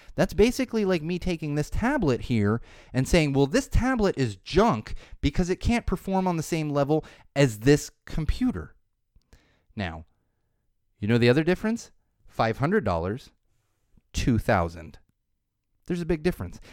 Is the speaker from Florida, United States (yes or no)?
yes; Florida, United States; I was born in Florida